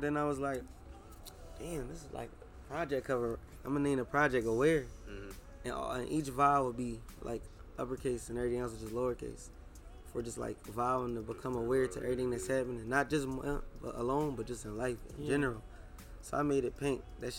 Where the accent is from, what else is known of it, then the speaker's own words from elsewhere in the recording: Philadelphia, Pennsylvania, United States; moved away as an adult; now in Atlanta, United States; I'm from Philly. I live in the A.